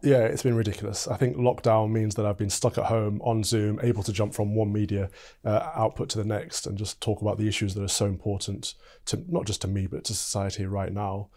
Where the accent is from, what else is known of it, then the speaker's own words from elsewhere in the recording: Mansfield, East Midlands, United Kingdom; moved away as an adult; now in London, United Kingdom; from Mansfield, Nottinghamshire